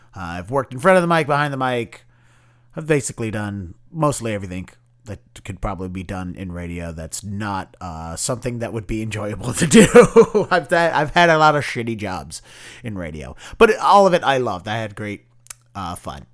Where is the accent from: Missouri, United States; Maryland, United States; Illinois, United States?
Maryland, United States; Baltimore; moved away as an adult; now in Boston, United States; I'm a Boston-based comedian, formerly, uh, from Baltimore, b-, born and raised in the Baltimore area.